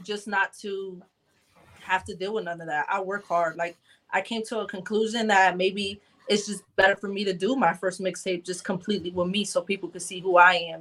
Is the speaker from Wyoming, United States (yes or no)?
no; Bridgeport, Connecticut, United States; I am from Bridgeport, Connecticut